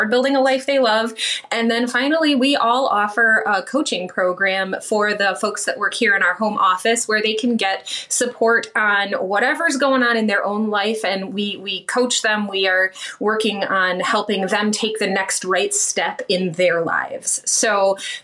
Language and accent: English; just outside of Lansing, Michigan, United States; also born or lived in Grand Ledge, Michigan; I'm from just outside of Lansing, Michigan. I live in a little town called Grand Ledge